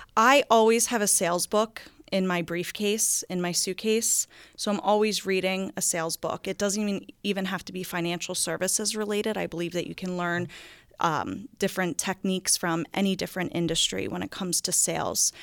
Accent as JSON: {"language": "English", "region": "New Jersey", "country": "United States", "tie": "born or raised there", "moved": "as an adult", "lives_now": "Bel Air, Maryland, United States", "said": "I grew up in a town called Akko, New Jersey"}